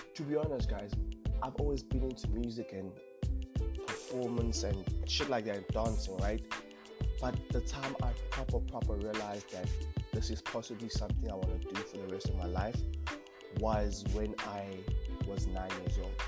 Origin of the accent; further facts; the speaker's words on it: Cape Town, Western Cape, South Africa; Born and raised in Cape Town.